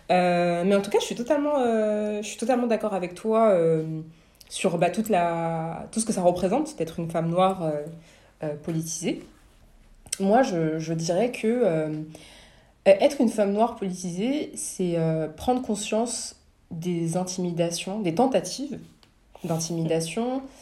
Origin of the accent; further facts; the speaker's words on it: Senegal; Je suis sénégalaise, ouais, mais.